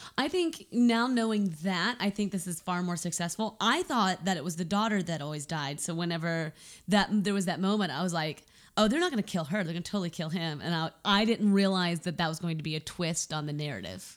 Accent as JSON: {"language": "English", "country": "United States", "said": "I'm an American."}